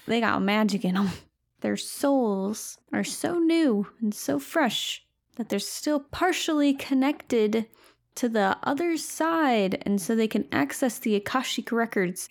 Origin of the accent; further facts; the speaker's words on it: outside of Flint, Michigan, United States; Growing up outside of Flint